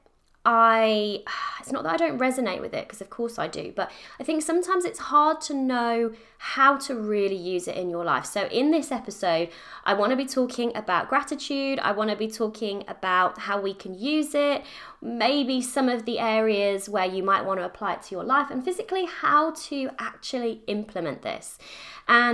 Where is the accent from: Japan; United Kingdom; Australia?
United Kingdom; I'm British, I live in the UK